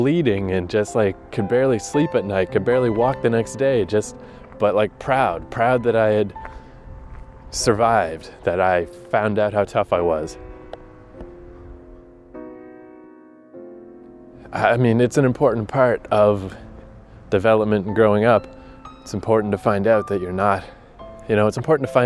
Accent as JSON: {"language": "English", "town": "Fredericton", "region": "New Brunswick", "country": "Canada", "tie": "born or raised there", "said": "the Harvest Jazz and Blues Festival that happens every year in my hometown"}